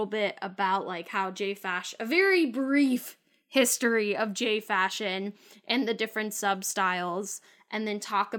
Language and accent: English; California, United States; I'm a Californian.